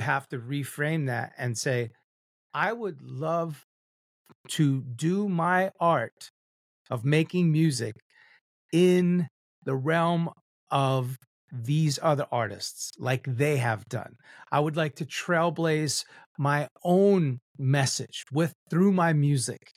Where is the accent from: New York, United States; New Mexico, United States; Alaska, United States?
New York, United States; I'm Cuban Italian and I'm a New Yorker